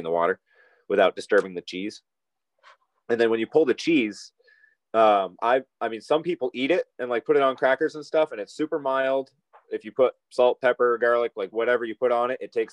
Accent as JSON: {"language": "English", "region": "East Coast", "country": "United States", "tie": "born or raised there", "said": "I grew up on the East Coast"}